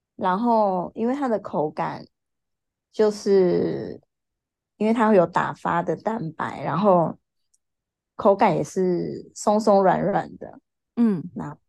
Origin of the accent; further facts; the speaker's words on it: Taichung, Taiwan; 我来自台中，然嗯。后现在就是经营一家 K T V 的松饼店